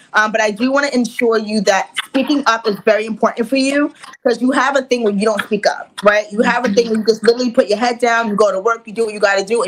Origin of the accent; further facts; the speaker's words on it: New York City, New York, United States; I'm from Queens, New York. So I'm a turn up girl.